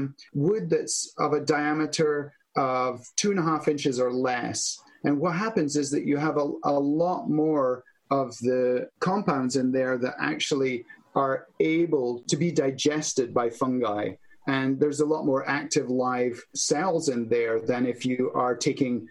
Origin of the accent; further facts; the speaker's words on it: Scotland, United Kingdom; moved away; Scotland, in my home country